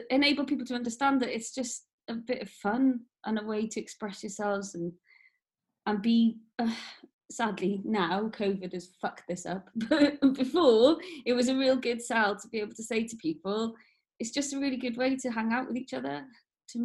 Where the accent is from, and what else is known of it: Wales, United Kingdom; born or raised there